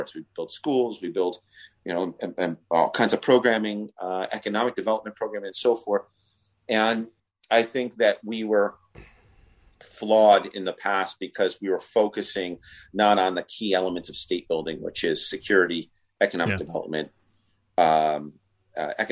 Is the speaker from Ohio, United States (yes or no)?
no; New York, United States; I'm a New Yorker